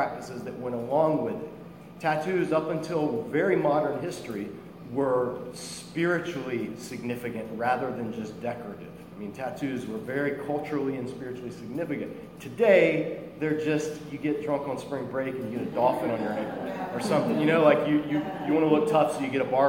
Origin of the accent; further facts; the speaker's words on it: Ireland; I'm Christian before I'm Irish